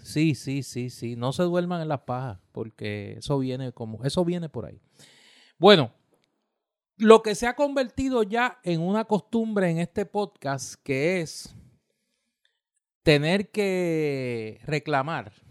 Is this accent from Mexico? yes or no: no; Puerto Rico; somos un territorio de los Estados Unidos.